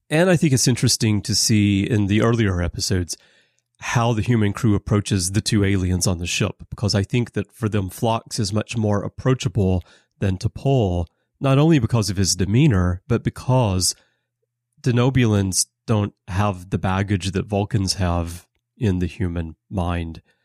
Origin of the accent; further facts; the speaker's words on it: Alabama, United States; moved away; I'm from Alabama